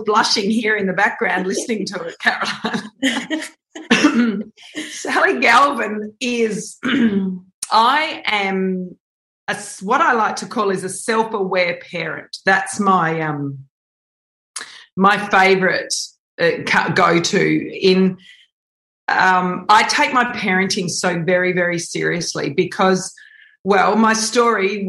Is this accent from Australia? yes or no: yes; the Wheatbelt, Western Australia, Australia; also born or lived in Perth, Western Australia; now in Jarrahdale, Australia; when I was a little girl, we grew up in the Wheatbelt, which was just about 2 hours east of here